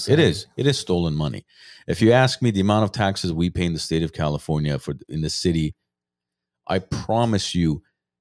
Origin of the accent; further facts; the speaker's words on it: Armenia; now in United States; We come from Soviet Union, Armenia